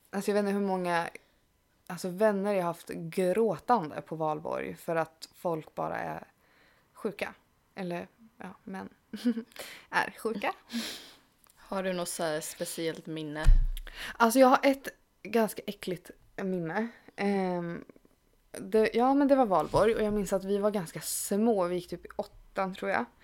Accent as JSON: {"language": "Swedish", "region": "Dalarna County", "country": "Sweden", "said": "jag är från Dalarna."}